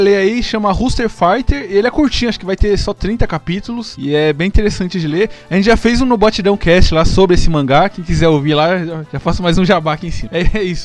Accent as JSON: {"language": "Portuguese", "town": "Santo André", "region": "São Paulo", "country": "Brazil", "said": "Eu sou de Santo André"}